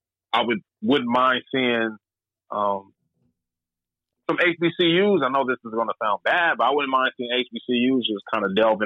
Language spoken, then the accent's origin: English; Colorado, United States; also born or lived in Alabama; when I grew up in Colorado